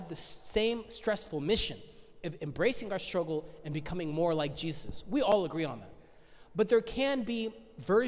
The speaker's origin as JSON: {"language": "English", "area": "Gwinnett County", "region": "Georgia", "country": "United States", "tie": "born or raised there", "said": "growing up in Gwinnett County public schools"}